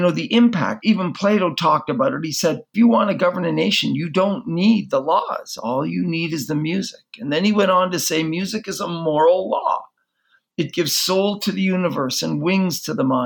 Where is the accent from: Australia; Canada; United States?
Canada; I grew up in Canada.